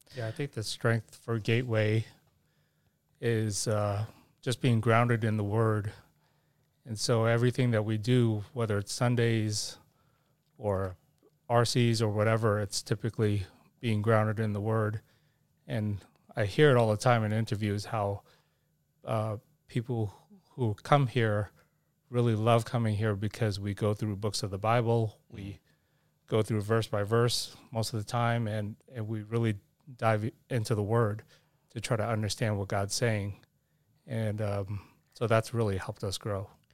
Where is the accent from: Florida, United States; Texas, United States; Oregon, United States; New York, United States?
New York, United States; New York City; now in Arizona, United States; I grew up in New York City in Manhattan when uh, Manhattan was a bit on the tough side.